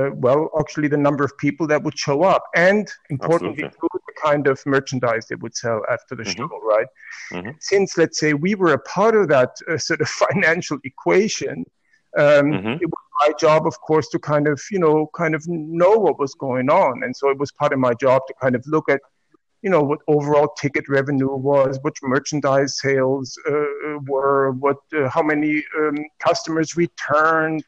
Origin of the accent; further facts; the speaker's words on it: Black Forest, Baden-Württemberg, Germany; English is a second language; moved away; also born or lived in Leipzig, Germany / Los Angeles, United States; I come from the Black Forest originally